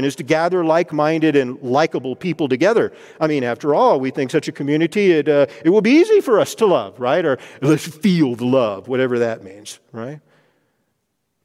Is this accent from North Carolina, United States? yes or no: no; Texas, United States; now in Denver, United States; I grew up in Texas with the King James Version of the Bible